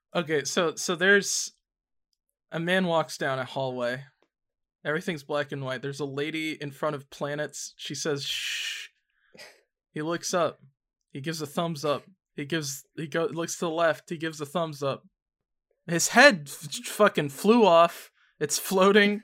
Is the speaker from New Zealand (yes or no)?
no; Canada; as a Canadian